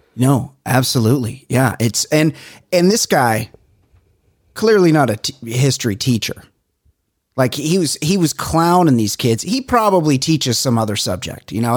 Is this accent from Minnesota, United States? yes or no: no; Southern California, United States; here in Southern California